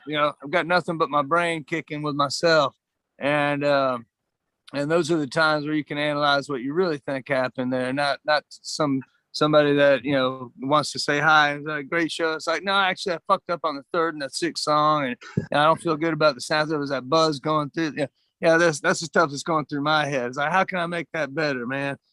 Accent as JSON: {"language": "English", "region": "Georgia", "country": "United States", "also_born_or_lived": "Austin, Texas", "moved": "yes", "said": "I'm from Georgia"}